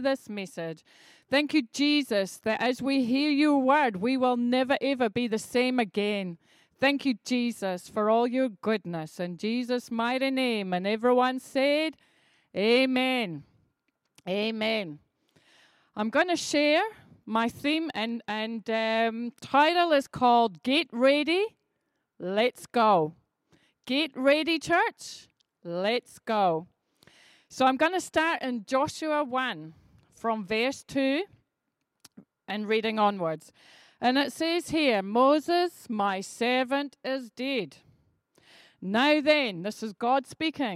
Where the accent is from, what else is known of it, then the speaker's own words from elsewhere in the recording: Edinburgh, Scotland, United Kingdom; I grew up in Edinburgh where there were loads and loads of traffic lights